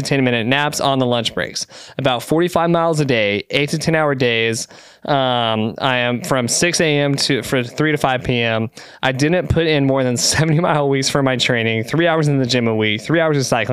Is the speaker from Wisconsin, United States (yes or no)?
no; Texas, United States; we're from Texas